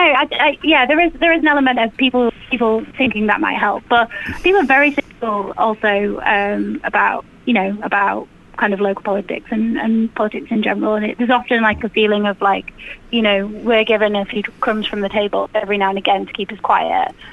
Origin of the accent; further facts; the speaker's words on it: Leeds, Yorkshire and the Humber, United Kingdom; moved away as an adult; also born or lived in London; I grew up in Leeds